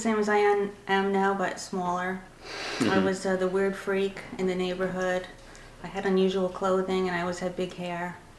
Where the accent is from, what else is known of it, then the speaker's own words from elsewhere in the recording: Long Island, New York, United States; now in Philadelphia, United States; I was born on Long Island in 1958.